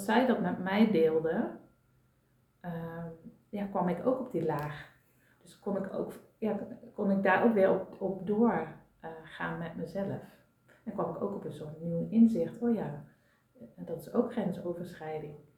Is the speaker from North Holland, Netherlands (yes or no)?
no; North Brabant, Netherlands; now in Amsterdam, Netherlands; ik kom oorspronkelijk uit Brabant